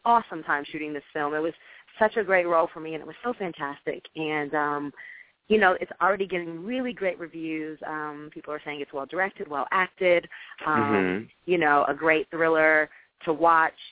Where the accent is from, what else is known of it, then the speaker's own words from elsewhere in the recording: Jefferson City, Missouri, United States; moved away as an adult; also born or lived in Ohio; now in Los Angeles, United States; I am originally from Jefferson City, Missouri, show me state in the house.